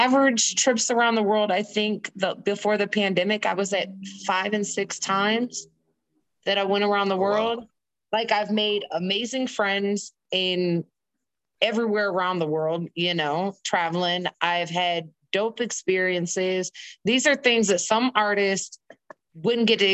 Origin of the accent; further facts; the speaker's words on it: Indiana, United States; moved away as an adult; also born or lived in East Coast; I'm actually born and raised in Indiana